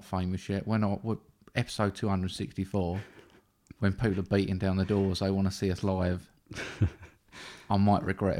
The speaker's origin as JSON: {"language": "English", "country": "United Kingdom", "said": "I'm a British male."}